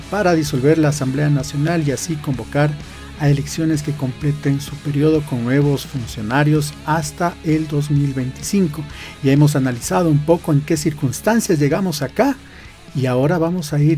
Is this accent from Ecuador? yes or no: yes; Ecuador; ¿Qué vamos a hacer como sociedad ecuatoriana y como jóvenes?